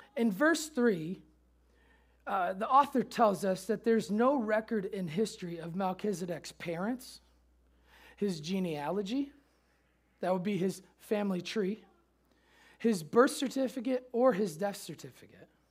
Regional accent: Chicago, Illinois, United States; moved away; also born or lived in Memphis; growing up in Chicago, Michael Jordan fan

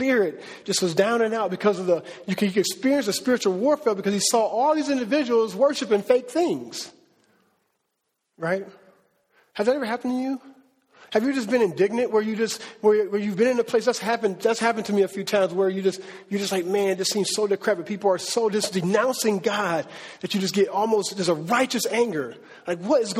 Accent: Cleveland, Ohio, United States; I'm from Cleveland

